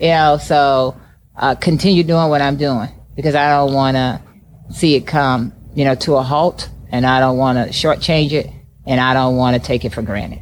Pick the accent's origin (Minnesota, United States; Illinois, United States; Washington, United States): Illinois, United States; East St. Louis; moved away as an adult; also born or lived in California; growing up in East St. Louis